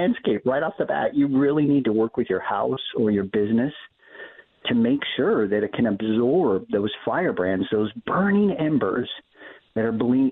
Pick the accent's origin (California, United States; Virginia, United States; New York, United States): California, United States; Southern; also born or lived in San Francisco Bay Area; Growing up in Southern California, I moved up to the San Francisco Bay Area in 1991